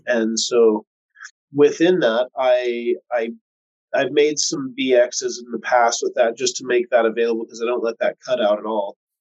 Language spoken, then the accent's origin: English; West Coast, United States; I'm from the West Coast